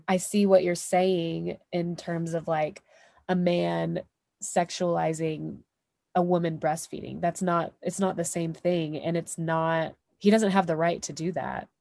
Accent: Texas, United States; I'm from here, I'm from the States, I'm from Texas, I'm from the Deep South.

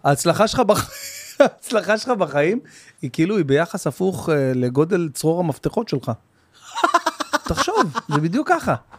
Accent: Bat Yam, Tel Aviv District, Israel; also born or lived in Jerusalem; עברנו מירושלים ל, אה, לבת ים, שהייתי מכיתה ב'

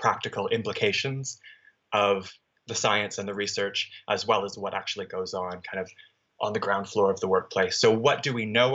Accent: Canada; moved away as an adult; also born or lived in British Columbia, Canada; now in London, United Kingdom; I'm Canadian, so I studied in Canada for my undergraduate degree at the University of British Columbia.

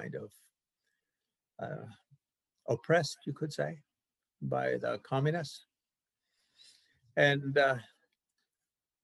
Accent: Canada; I'm a Canadian

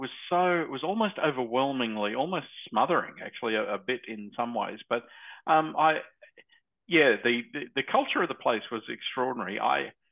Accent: Australia; being an Australian

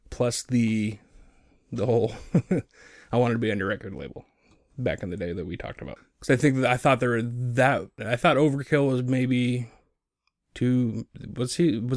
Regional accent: Bellingham, Washington, United States; born raised, uh, born and raised in Bellingham.

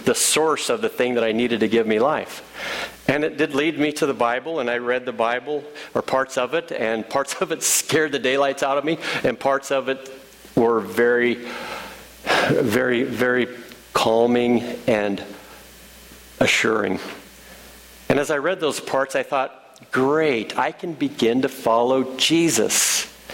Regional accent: Illinois, United States; now in Ohio, United States; I'm from Illinois

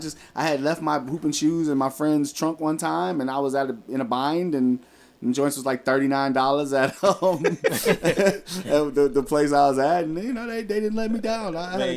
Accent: Cleveland, Ohio, United States; my struggle growing up in Cleveland, Ohio.

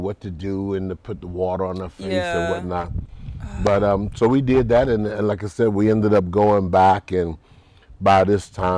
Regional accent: Key West, Florida, United States; growing up in Key West was, it just always felt normal

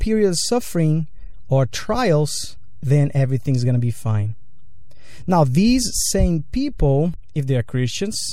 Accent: Brazil; now in United States; Growing up in Brazil

